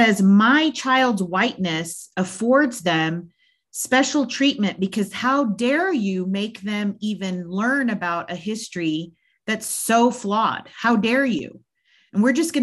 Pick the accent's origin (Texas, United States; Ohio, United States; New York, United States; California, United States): Texas, United States; Texas Panhandle, United States; I grew up in the Texas Panhandle